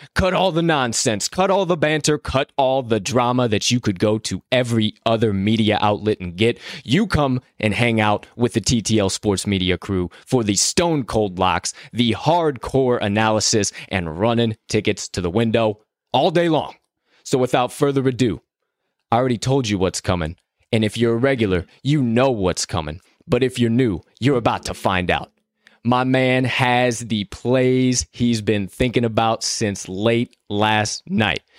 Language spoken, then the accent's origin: English; Chicago, Illinois, United States; my hometown, Chicago